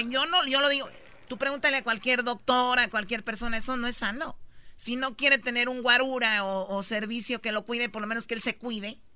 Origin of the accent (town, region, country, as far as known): Jiquilpan, Michoacán, Mexico; born or raised there; moved away; also born or lived in La Jara